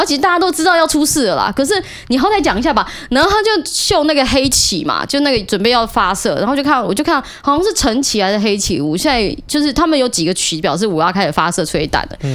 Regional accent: Taiwan; 我是台湾人

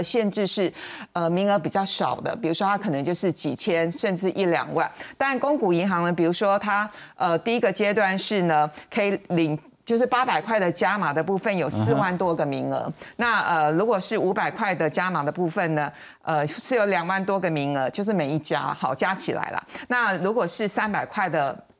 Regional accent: Taiwan; 身为台湾人

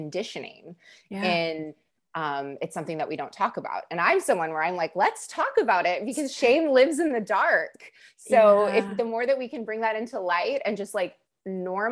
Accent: California, United States; accent: Californian; I'm a third generation Californian. And speaking of imposter syndrome, I do sound like a Californian.

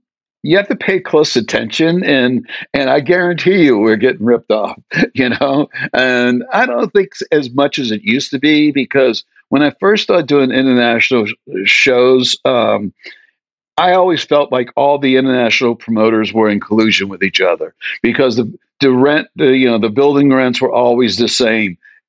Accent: New Orleans, Louisiana, United States; You know, if we have sponsors, I'm from New Orleans. It's called Lanyap.

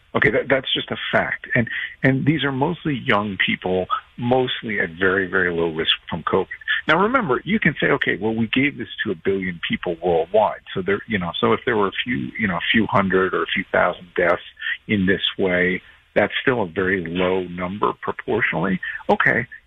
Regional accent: New Jersey, United States; I grew up in Jersey.

